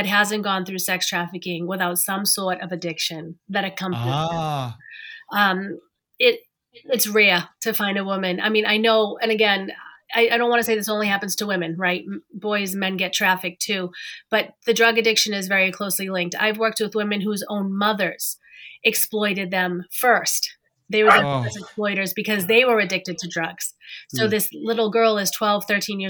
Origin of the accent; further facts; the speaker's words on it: Massachusetts, United States; I grew up in Massachusetts